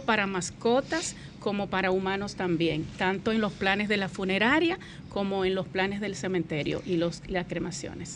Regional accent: Constanza, La Vega, Dominican Republic; moved away; yo soy de Constanza

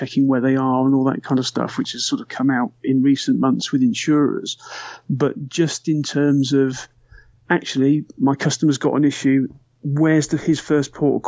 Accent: United Kingdom; we're British

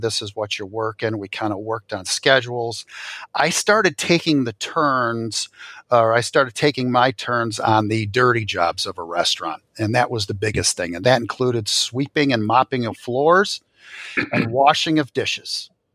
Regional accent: Royal Oak, Michigan, United States; I grew up, uh, in a northern suburb of Detroit, uh, Royal Oak, Michigan

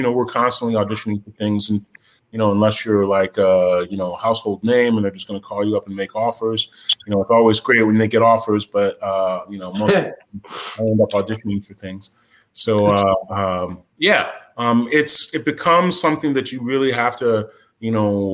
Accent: West Lafayette, Indiana, United States; I grew up in the Midwest. I grew up in West Lafayette, Indiana.

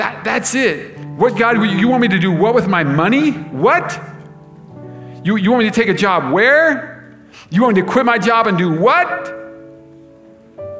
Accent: United States; us as Americans

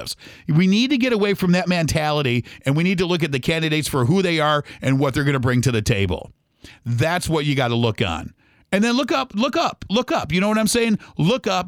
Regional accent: United States; as American people

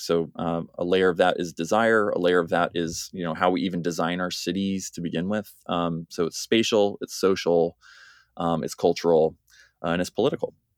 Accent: United States; moved away as an adult; now in Cambridge, United Kingdom; as you can hear, I'm an American

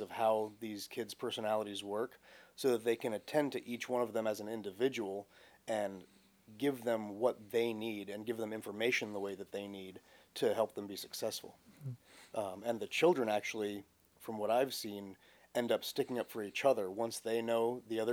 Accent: Vermont, United States; moved away; I spent the majority of my time growing up in Vermont

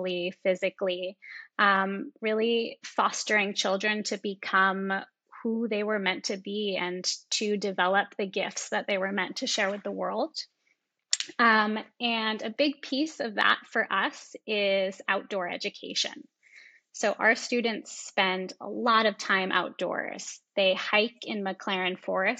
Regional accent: Massachusetts, United States; now in Half Moon Bay, United States; I grew up on the East Coast in Massachusetts in a suburb

